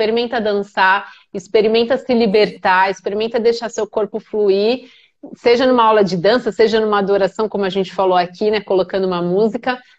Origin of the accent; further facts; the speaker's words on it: São Paulo, Brazil; Sou de São Paulo.